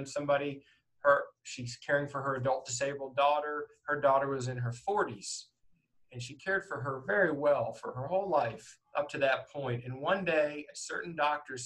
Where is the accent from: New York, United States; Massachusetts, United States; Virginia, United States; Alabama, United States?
Alabama, United States; Northport; also born or lived in Philadelphia area, Pennsylvania; I grew up in Northport. I was in the third grade when I moved there, and I am a native of Pennsylvania. Alabama is basically home